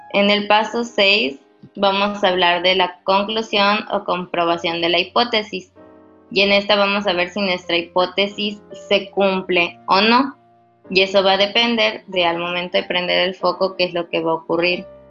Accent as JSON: {"language": "Spanish", "town": "Mérida", "region": "Yucatán", "country": "Mexico", "tie": "born or raised there", "moved": "yes", "said": "soy originaria de Mérida"}